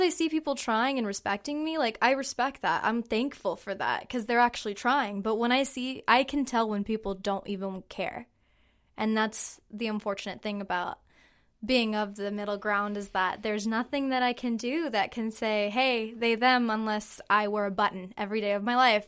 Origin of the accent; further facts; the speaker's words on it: Hanford, California, United States; I'm from Hanford, California, and I am 21 years old.